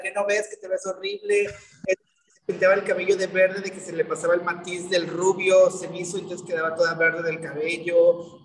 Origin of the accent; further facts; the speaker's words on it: Veracruz, Mexico; Soy de aquí, del puerto de Veracruz, nacido aquí radicado, radicando aquí